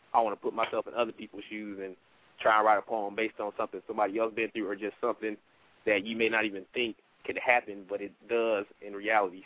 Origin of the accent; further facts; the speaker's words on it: Detroit, Michigan, United States; now in Fayetteville, United States; I'm um, originally from Detroit, Michigan, but right now I reside in Fayetteville, North Carolina.